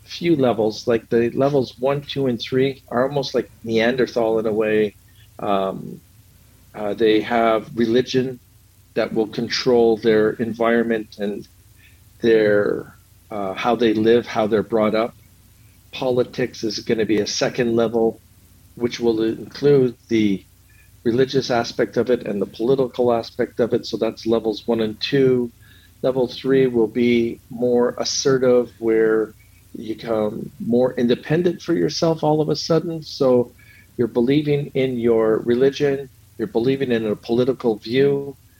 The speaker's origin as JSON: {"language": "English", "town": "Montreal", "region": "Quebec", "country": "Canada", "tie": "born or raised there", "said": "I grew up in Montreal, Quebec, Canada"}